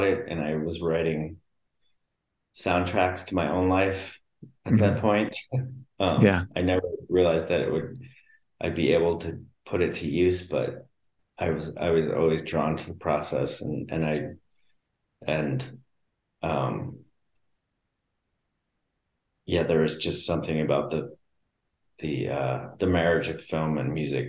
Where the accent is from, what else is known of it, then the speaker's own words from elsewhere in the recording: East Coast, United States; moved away; also born or lived in Colorado / Los Angeles; I grew up on the East Coast